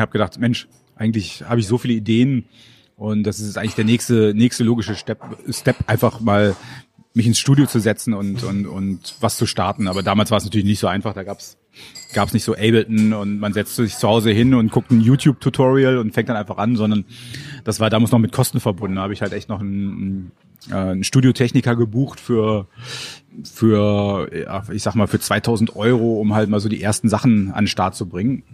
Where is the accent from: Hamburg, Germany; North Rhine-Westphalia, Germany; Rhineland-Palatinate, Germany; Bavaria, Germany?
North Rhine-Westphalia, Germany; Moers; moved away as an adult; also born or lived in Kamp-Lintfort / Munich / Duisburg; now in Berlin, Germany; Da habe ich die ersten fünf Jahre meines Lebens verbracht